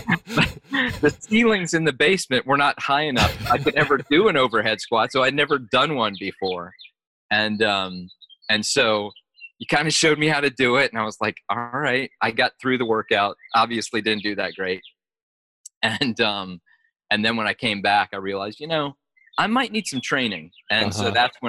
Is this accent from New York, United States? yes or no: no; Mississippi, United States; also born or lived in Illinois; I moved to Mississippi from Illinois, and I was the smallest, shortest, lightest kid in a brand new school